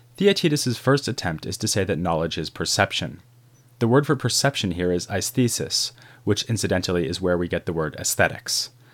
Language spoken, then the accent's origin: English; Boston, Massachusetts, United States; I grew up in Boston